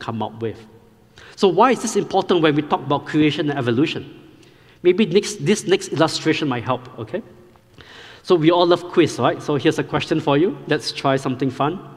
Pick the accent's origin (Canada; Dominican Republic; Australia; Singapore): Singapore; moved away as an adult; now in Powder Springs, United States; I grew up in Singapore